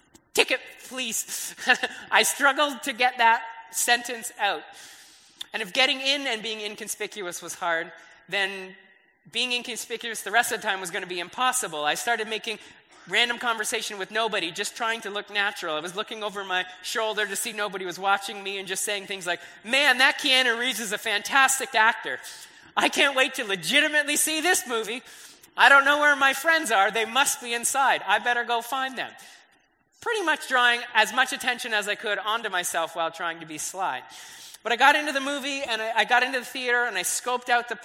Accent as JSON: {"language": "English", "town": "Brantford", "region": "Ontario", "country": "Canada", "tie": "born or raised there", "said": "I grew up in Brantford"}